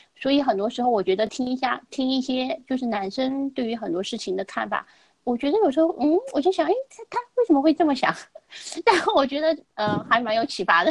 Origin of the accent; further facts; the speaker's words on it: China; also born or lived in United States; 我们中国人